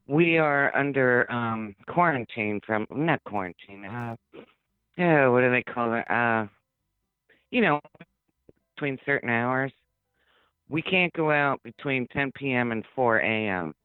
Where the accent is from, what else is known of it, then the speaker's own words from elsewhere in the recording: New York City, New York, United States; also born or lived in Queens; now in Arizona, United States; I'm from the Bronx